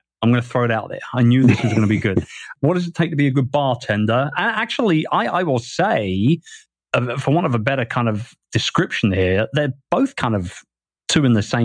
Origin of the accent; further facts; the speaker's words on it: London, United Kingdom; moved away as an adult; now in Asia; I grew up in Wimbledon.